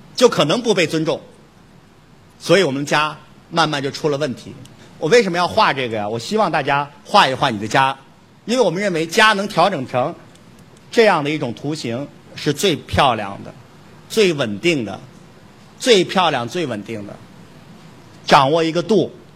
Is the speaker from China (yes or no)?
yes; China; 我们中国人